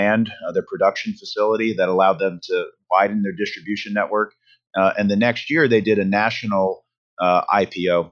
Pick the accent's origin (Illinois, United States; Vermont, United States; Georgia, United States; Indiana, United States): Vermont, United States; also born or lived in New York City; I grew up in Vermont